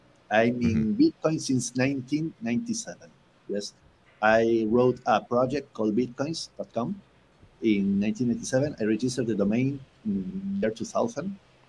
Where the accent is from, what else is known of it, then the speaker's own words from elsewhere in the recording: Buenos Aires, Argentina; Buenos Aires, actually, which is the capital of Argentina.